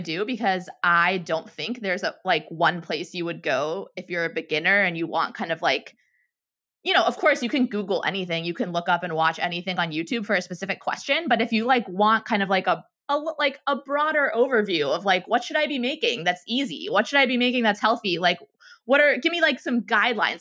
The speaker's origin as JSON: {"language": "English", "town": "Pittsburgh", "region": "Pennsylvania", "country": "United States", "tie": "born or raised there", "moved": "as an adult", "lives_now": "San Francisco, United States"}